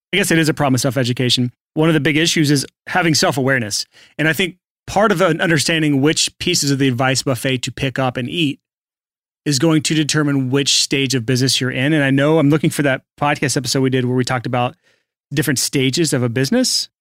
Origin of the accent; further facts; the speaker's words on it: United States; I'm American, so I'm trained to just say I'm doing awesome. That's how we do here in America